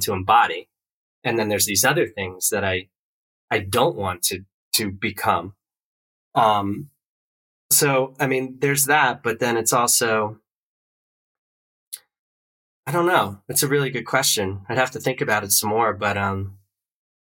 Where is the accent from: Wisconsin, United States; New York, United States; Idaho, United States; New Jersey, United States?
New Jersey, United States; East Coast; moved away as an adult; I grew up on the East Coast